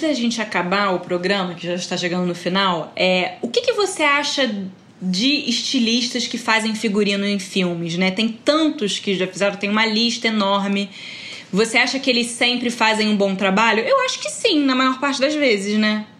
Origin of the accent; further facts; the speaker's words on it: Rio de Janeiro, Brazil; eu, como sou do Rio, reconheço.